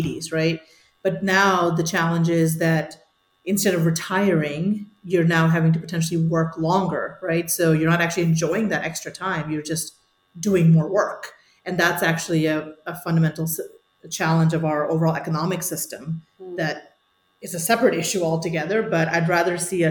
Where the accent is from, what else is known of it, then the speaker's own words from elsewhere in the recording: India; moved away; also born or lived in Singapore / New Jersey / Chicago / Munich; I was born in India